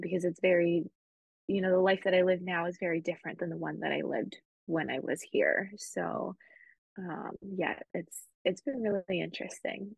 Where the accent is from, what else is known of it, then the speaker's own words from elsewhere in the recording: Spain; moved away; also born or lived in United States; I grew up in Spain